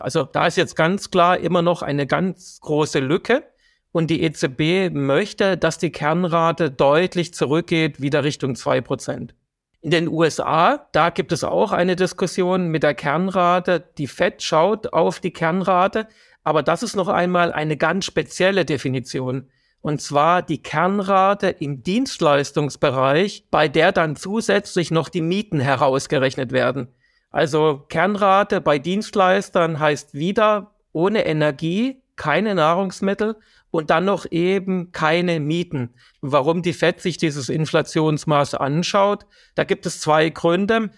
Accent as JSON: {"language": "German", "country": "Germany", "said": "bei uns in Deutschland"}